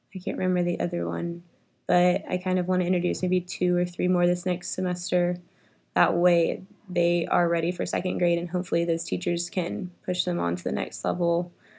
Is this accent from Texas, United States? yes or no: yes; Richardson, Texas, United States; I grew up in Richardson.